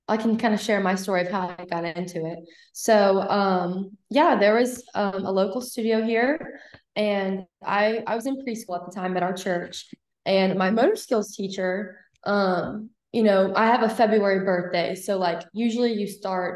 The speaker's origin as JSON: {"language": "English", "town": "Huntsville", "region": "Alabama", "country": "United States", "also_born_or_lived": "Mississippi", "moved": "yes", "said": "I am from Huntsville, Alabama."}